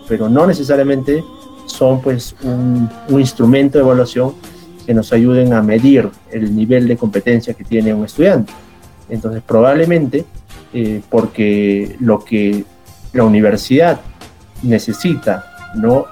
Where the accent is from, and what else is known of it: Peru